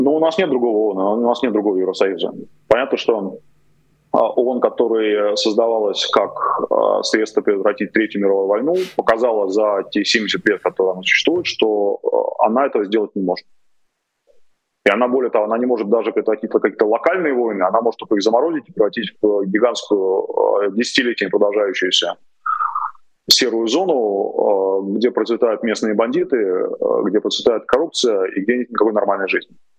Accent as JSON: {"language": "Russian", "region": "Moscow", "country": "Russia", "tie": "born or raised there", "moved": "as an adult", "lives_now": "Kyiv, Ukraine", "said": "родился-то я в Москве, это я сейчас киевлянин, да, а тогда до 36 лет я был москвичем"}